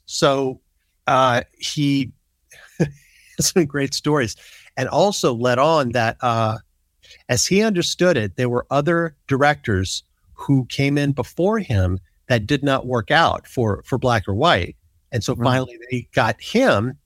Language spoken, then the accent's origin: English; Biloxi, Mississippi, United States; I grew up in Biloxi, Mississippi, which is not that far away from New Orleans